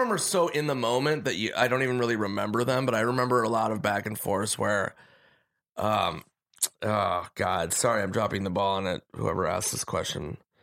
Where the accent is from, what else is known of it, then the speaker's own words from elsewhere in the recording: Minnesota, United States; moved away as an adult; also born or lived in New York; I was nineteen from Minnesota